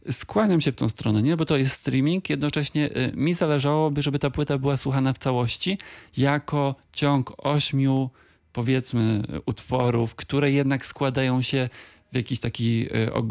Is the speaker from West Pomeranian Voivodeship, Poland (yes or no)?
no; Wrocław, Lower Silesian Voivodeship, Poland; Tak, no dla mnie Wrocław jest e, jakby pewną oczywistością, bo ja nie, nie opuściłem tego miasta nigdy na stałe.